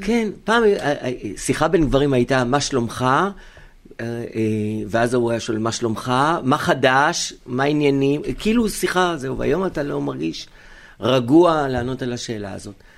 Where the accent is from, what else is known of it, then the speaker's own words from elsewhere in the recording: Israel; כאן הבית, כאן נולדתי, אין לי שום מקום אחר בעולם